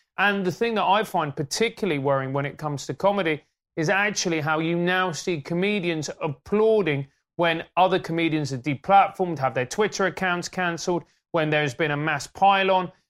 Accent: Venezuela; now in United Kingdom; When I grew up in Venezuela, it was a capitalist

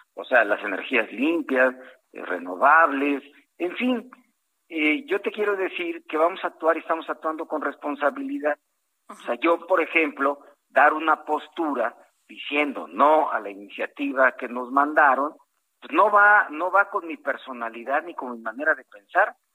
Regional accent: Costa Chica of Guerrero, Mexico; soy costeño de la Costa Chica de Guerrero

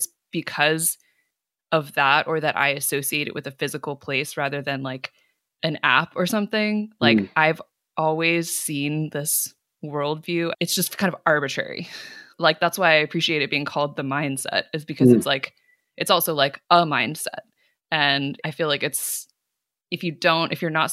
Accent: Cupertino, California, United States; I grew up in Cupertino

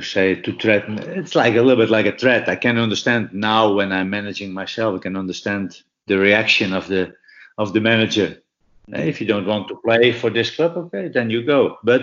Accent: Chocó, Colombia; English is a second language; moved away as an adult; I didn't have any any pounds or whatever, because I came from El Choco. I wasn't prepared. I had to fly straight from to Glasgow.

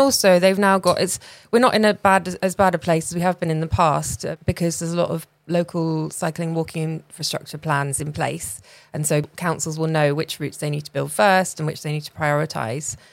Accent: rural England, United Kingdom; I grew up in Rail England

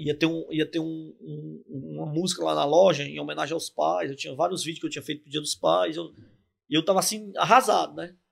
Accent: São Paulo, Brazil; sou paulista

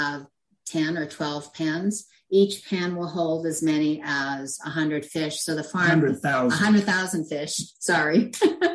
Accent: Cape Breton, Nova Scotia, Canada; now in Nova Scotia, Canada; I was born in Cape Breton

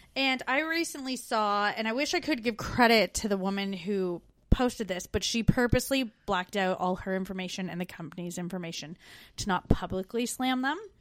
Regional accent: Canada; now in Melbourne, Australia; We're two Canadian expats now living in Australia in the U K.

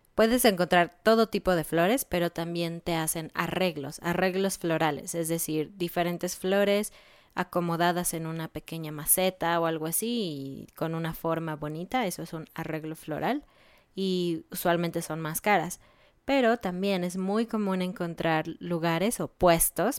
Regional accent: Mexico

